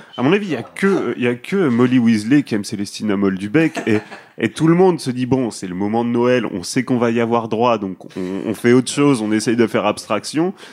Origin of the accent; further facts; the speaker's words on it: France; nous en France on fait la bise à tout le monde tout le temps